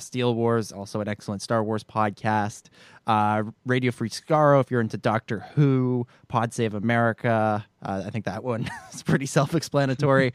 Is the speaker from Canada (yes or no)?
yes; Canada; as a Canadian